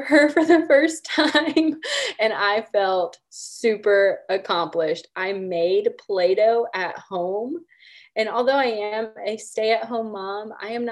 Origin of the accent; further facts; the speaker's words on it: Oklahoma, United States; I grew up in Oklahoma, born and raised